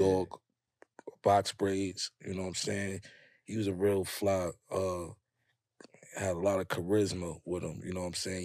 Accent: New York City, New York, United States; growing up in Harlem, up on that hill

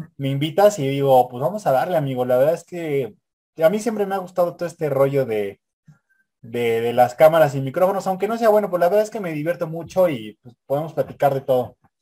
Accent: Mexico; somos, somos mexicanos

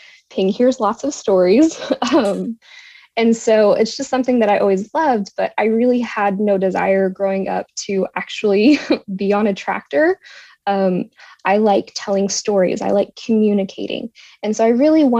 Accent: Texas, United States; I'm from Texas

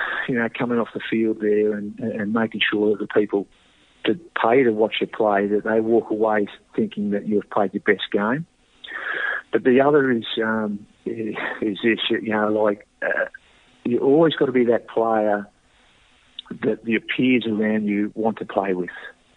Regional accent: Queanbeyan, New South Wales, Australia; growing up in Queanbeyan

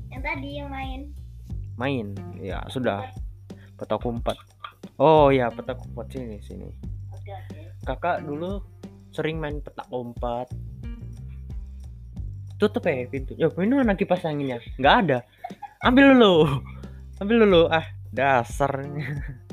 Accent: Samarinda, East Kalimantan, Indonesia; di Samarinda kebetulan aku orang Samarinda jadi kita cari pembahasan gitu

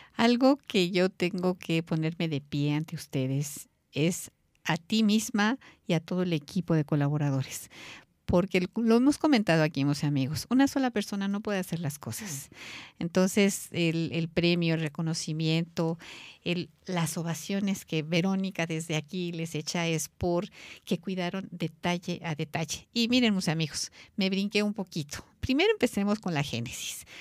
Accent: Mexico; como mexicana

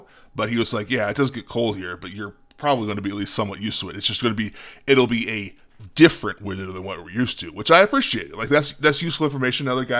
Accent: Midwest, United States; It's like, Jesus Christ, I'm from the Midwest.

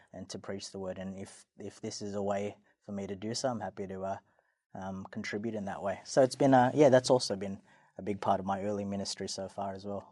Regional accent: Sydney, New South Wales, Australia; I was born and raised in Sydney. Um, always a Sydney guy.

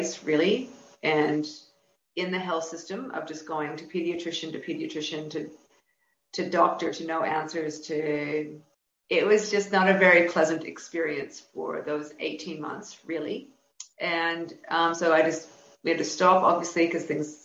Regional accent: Canada; now in New South Wales, Australia; I'm originally from Canada, and I now live at Wallabada, New South Wales

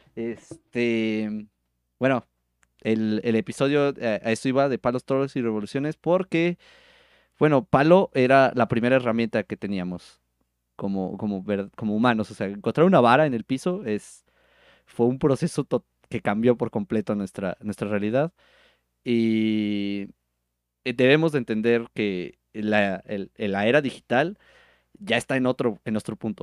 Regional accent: Mexico; como cultura mexicana

